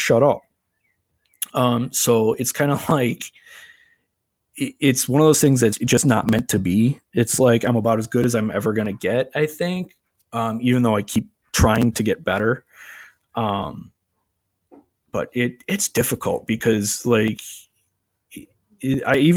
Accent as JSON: {"language": "English", "town": "Crystal Lake", "region": "Illinois", "country": "United States", "said": "I am from Crystal Lake, Illinois"}